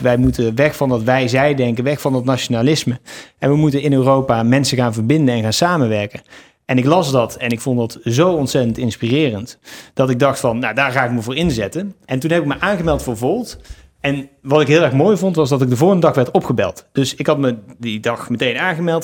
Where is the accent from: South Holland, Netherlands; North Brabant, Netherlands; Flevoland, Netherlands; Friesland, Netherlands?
North Brabant, Netherlands; Eindhoven; moved away as an adult; also born or lived in Nijmegen; ik ben geboren in Eindhoven, opgegroeid in een klein dorpje